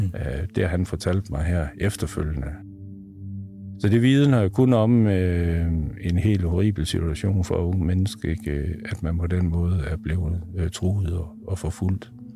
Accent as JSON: {"language": "Danish", "town": "Aalborg", "region": "North Denmark Region", "country": "Denmark", "tie": "born or raised there", "said": "De boede ude på Gertrud Raskvej. Jeg er født ude på Gertrud Raskvej"}